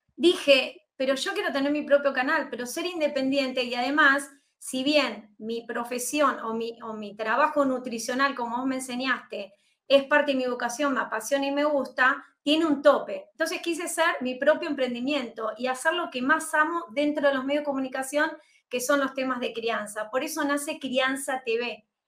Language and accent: Spanish; Argentina; soy argentina, como bien decías, nací aquí en este país